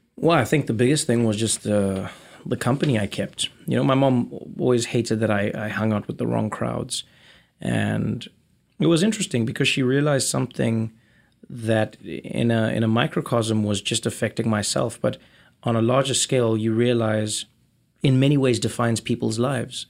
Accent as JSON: {"language": "English", "country": "South Africa", "tie": "born or raised there", "moved": "as an adult", "said": "I was born in South Africa in nineteen eighty-four, which was towards the end of apartheid. Grew up to a black South African Xhosa mother and a white Swiss father."}